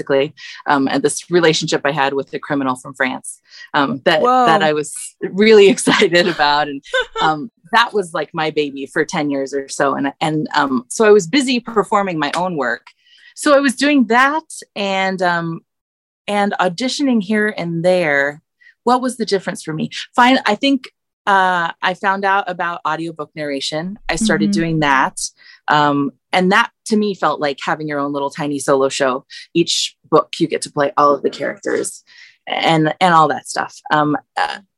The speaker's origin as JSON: {"language": "English", "town": "Redlands", "region": "California", "country": "United States", "tie": "born or raised there", "said": "I'm from California. I'm from I grew up in Redlands, like 60 miles east"}